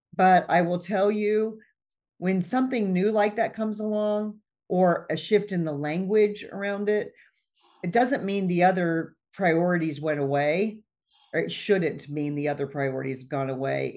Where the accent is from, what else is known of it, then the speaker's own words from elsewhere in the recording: Midwest, United States; I grew up in the Midwest, and we lived out in the country